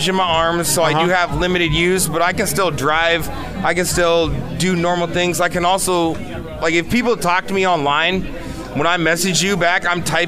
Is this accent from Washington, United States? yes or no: yes; Seattle Tacoma area, Washington, United States; I'm from the Seattle Tacoma area, in between, you know, more of the rural area.